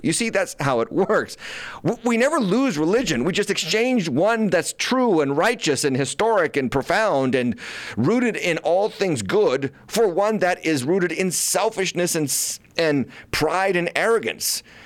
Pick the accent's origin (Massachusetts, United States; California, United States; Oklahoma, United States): Massachusetts, United States; my home state of Massachusetts